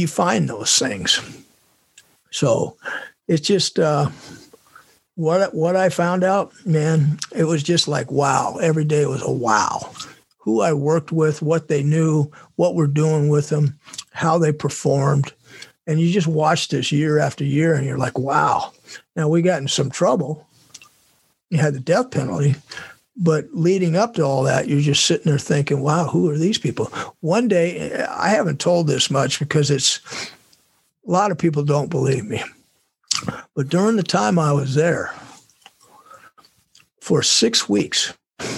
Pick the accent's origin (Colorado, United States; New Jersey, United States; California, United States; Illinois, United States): California, United States; moved away; my hometown's there